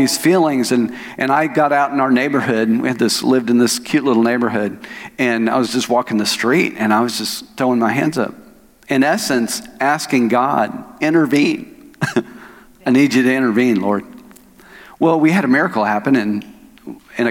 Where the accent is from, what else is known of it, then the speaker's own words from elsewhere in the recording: Oklahoma, United States; moved away as an adult; now in Arkansas, United States; I'm from Oklahoma. I was born and raised in Oklahoma.